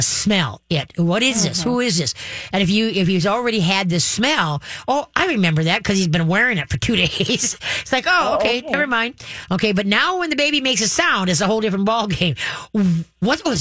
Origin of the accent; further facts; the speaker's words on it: Roseville, Minnesota, United States; I grew up on Alameda